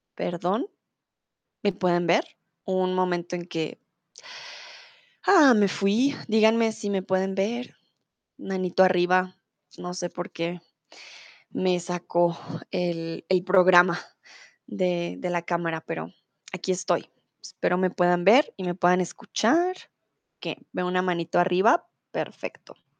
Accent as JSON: {"language": "Spanish", "region": "Bogotá", "country": "Colombia", "first_language": "Spanish", "moved": "yes", "lives_now": "Germany", "said": "soy de Colombia, de la capital, de Bogotá"}